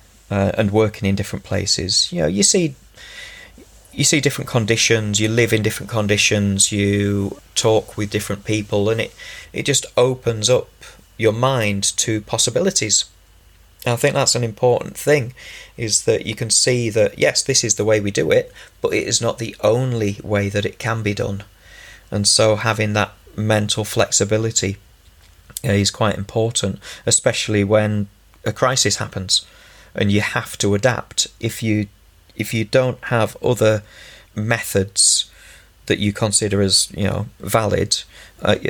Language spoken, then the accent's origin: English; Ulverston, North West England, United Kingdom; also born or lived in Finland / China / Czech Republic; I grew up in Ulverston. I've lived all around Cumbria